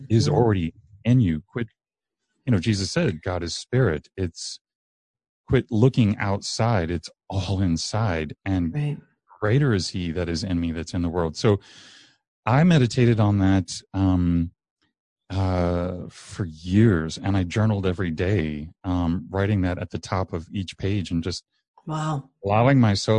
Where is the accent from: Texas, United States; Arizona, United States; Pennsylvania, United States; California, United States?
Arizona, United States; Mesa; I grew up in Mesa